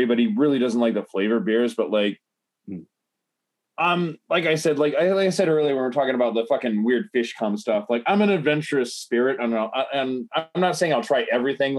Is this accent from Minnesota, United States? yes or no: no; Chicago, Illinois, United States; now in Japan; I'm from Chicago